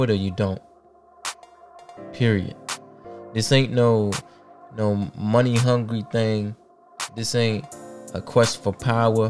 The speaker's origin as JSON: {"language": "English", "region": "Maryland", "country": "United States", "said": "I was living back at home because, you know, I'm from here. I'm from Maryland, so it's like an easy commute"}